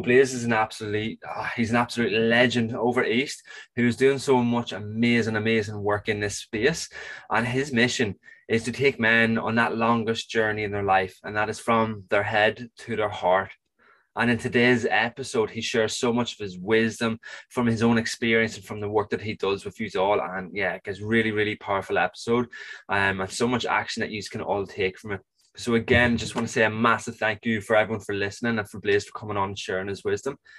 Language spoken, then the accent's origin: English; Ireland; I'm Irish